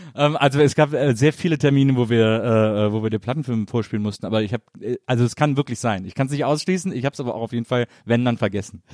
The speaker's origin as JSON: {"language": "German", "town": "Wesseling", "region": "North Rhine-Westphalia", "country": "Germany", "said": "Ich komme aus Wesseling, zwischen Köln und Bonn."}